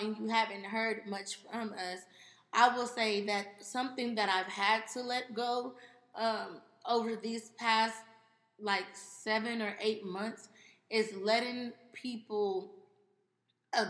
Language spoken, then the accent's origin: English; Pasadena, California, United States; we're from Pasadena